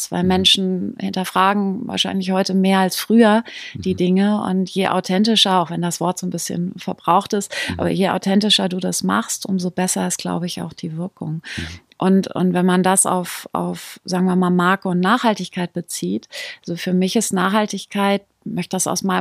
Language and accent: German; North Rhine-Westphalia, Germany; born there; ich bin in der Nähe von Münster, äh, bin ich geboren. Meine mhm. Eltern sind wahnsinnig viel umgezogen.